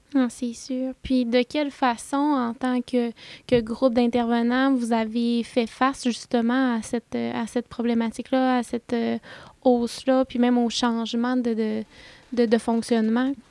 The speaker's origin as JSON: {"language": "French", "town": "Saint-Prime", "region": "Quebec", "country": "Canada", "said": "je viens du lac Saint-Jean. Moi, à la base, je viens de Saint-Prime"}